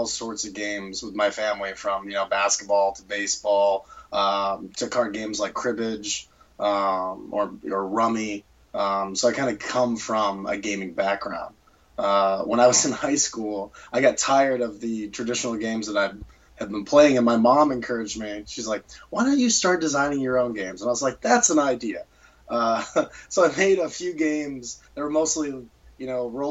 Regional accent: Charlottesville, Virginia, United States; I'm from Charlottesville, Virginia

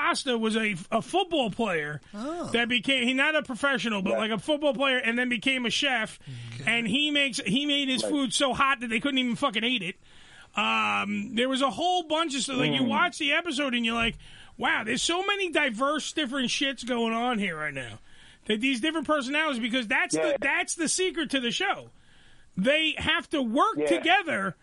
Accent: New York City, New York, United States; I'm more Staten Island born and raised.

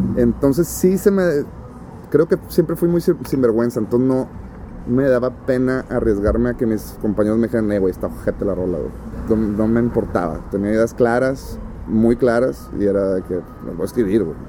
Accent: Monterrey, Nuevo León, Mexico; yo soy de Las Mitras Centro, que es poniente de la ciudad y que está aquí a cinco minutos manejando

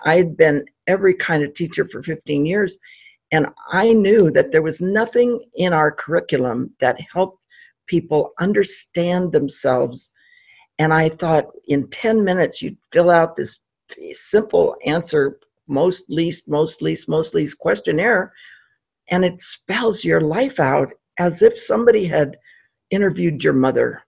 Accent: Pasadena, California, United States; I grew up in Pasadena, California, and have been a native Californian

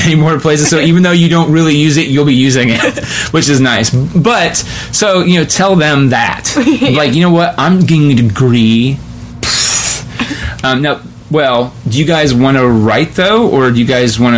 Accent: West Jefferson, Ohio, United States; I'm from West Jeff, and so like, that was like almost 15 years ago. But like, our big deal was like, we're doing Sound of Music.

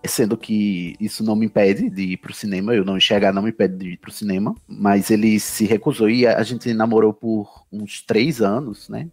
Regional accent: Campina Grande, Paraíba, Brazil; moro na Paraíba, né? Sou de Campina Grande, paraibano.

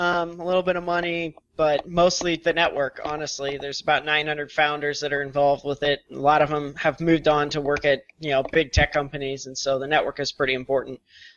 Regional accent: Missouri, United States; We're just Midwest geeks, if you will, I guess. So we were all born and raised in Missouri. Met each other in school at the University of Missouri.

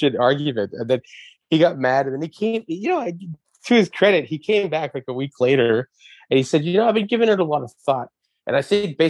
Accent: Montreal, Quebec, Canada; my neighborhood growing up in Verdun.

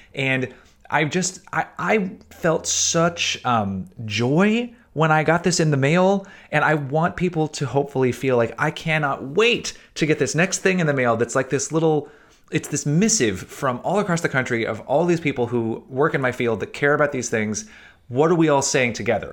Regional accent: Chattanooga, Tennessee, United States; moved away; When I was growing up in Chattanooga, Tennessee

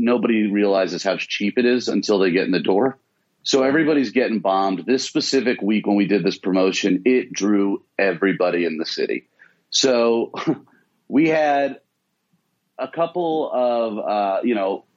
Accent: Atlanta, Georgia, United States; growing up in Atlanta

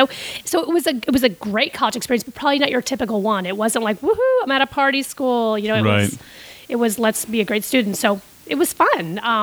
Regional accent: Costa Rica; Well, my big brother, who I grew up with in Costa Rica, he actually died.

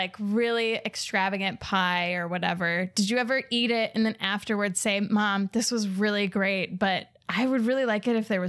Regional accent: Ireland; Not Latvian. I'm Irish, but I did inherit the tradition.

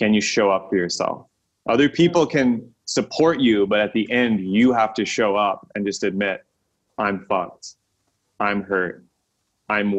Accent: Texas, United States; moved away as an adult; also born or lived in California; leaving my home state of Texas, moving to California

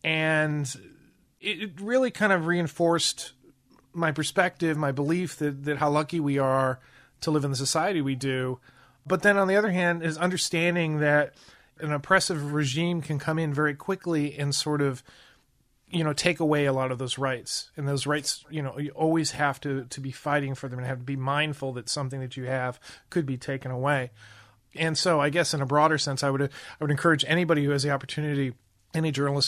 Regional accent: United States; it was a really eye-opening experience for me as an American journalist.

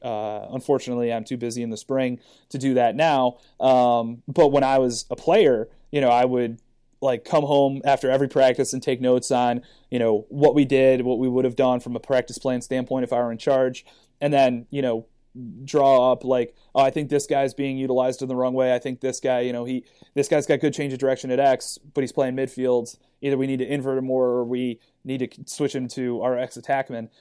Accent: Cleveland, Ohio, United States; I'm originally from Cleveland, Ohio. I went to a high school called St. Ignatius. Uh, when I was growing up, there was no youth lacrosse in Cleveland

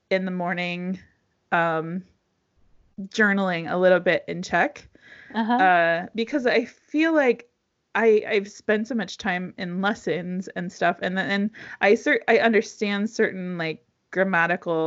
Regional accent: Zanesville, Ohio, United States; we grew up in Zanesville

